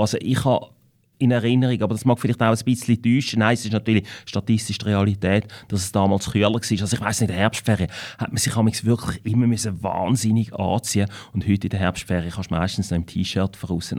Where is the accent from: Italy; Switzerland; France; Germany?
Switzerland; Winterthur, Zurich; accent: Winterthur dialect; ich bin in Winterthur geboren. Ich bin in Winterthur in die Schule gegangen und ich lebe in Winterthur.